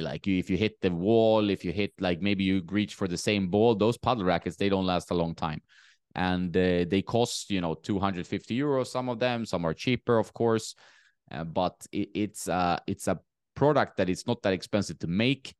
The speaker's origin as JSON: {"language": "English", "country": "Sweden", "tie": "born or raised there", "also_born_or_lived": "Marbella", "moved": "yes", "said": "my hometown in sweden"}